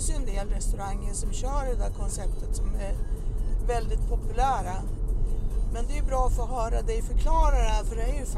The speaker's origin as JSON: {"language": "Swedish", "country": "Sweden", "also_born_or_lived": "Morocco", "moved": "yes", "said": "jag har ju varit hemma i Sverige nu i fyra år och bodde i Marocko innan"}